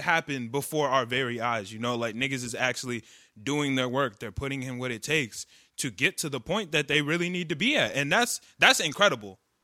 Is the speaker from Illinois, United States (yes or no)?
yes; Chicago, Illinois, United States; we're from Chicago, we're from a big city